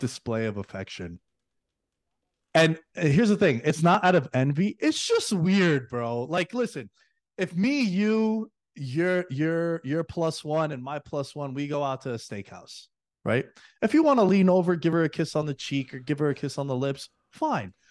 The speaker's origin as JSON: {"language": "English", "town": "New York City", "region": "New York", "country": "United States", "tie": "born or raised there", "moved": "yes", "said": "girls that I grew up with back in New York City"}